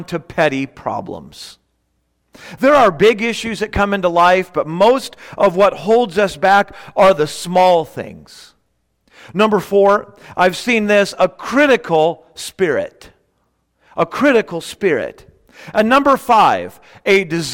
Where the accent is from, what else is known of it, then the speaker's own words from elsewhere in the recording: Bellflower, California, United States; now in Victorville, United States; I grew up in Bellflower